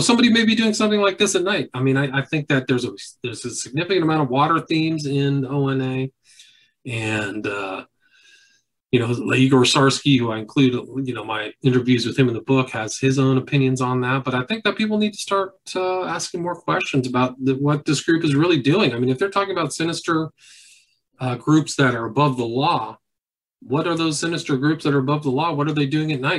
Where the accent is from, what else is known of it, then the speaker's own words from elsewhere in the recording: Palo Alto, California, United States; I grew up in Palo Alto